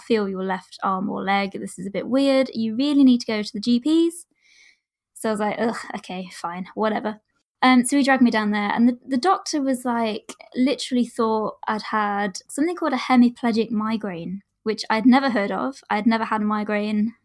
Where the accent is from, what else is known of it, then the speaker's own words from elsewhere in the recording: Derbyshire, East Midlands, United Kingdom; I am from Derbyshire in the UK